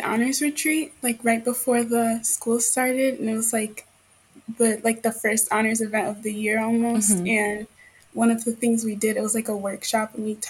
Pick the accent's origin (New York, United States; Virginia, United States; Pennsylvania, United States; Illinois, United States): Illinois, United States; Chicago; I grew up in the south suburbs of Chicago. I live like maybe on a good day, like 30 minutes from like the South Loop downtown, like pretty close.